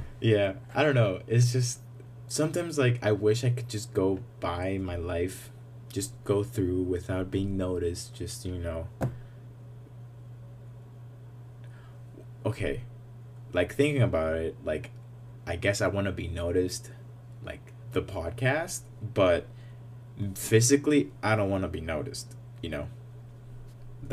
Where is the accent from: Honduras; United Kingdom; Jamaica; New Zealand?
Honduras; moved away; I'm from Honduras